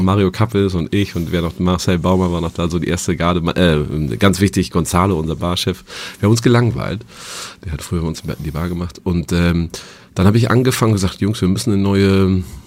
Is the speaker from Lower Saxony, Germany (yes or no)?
yes; Dinklage, Lower Saxony, Germany; now in Hamburg, Germany; ich komme gewöhnlich aus Dinklage und das, bin aufgewachsen in einem im Landgasthof Meier in Bünne